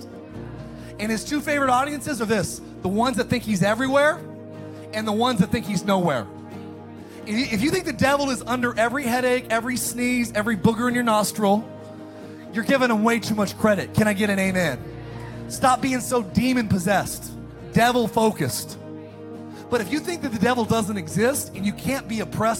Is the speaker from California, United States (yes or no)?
yes; Antelope Valley, California, United States; I was raised in the Antelope Valley.